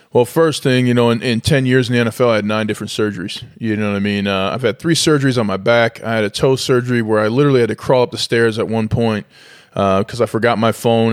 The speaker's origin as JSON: {"language": "English", "town": "St. Paul", "region": "Minnesota", "country": "United States", "tie": "born or raised there", "said": "I'm from St. Paul, Minnesota, the, the tundra"}